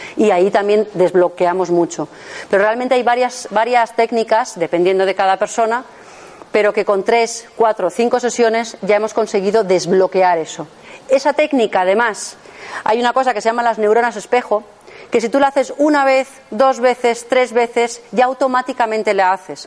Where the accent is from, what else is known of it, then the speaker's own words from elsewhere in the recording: Madrid, Community of Madrid, Spain; yo soy de Madrid, trabajo en Madrid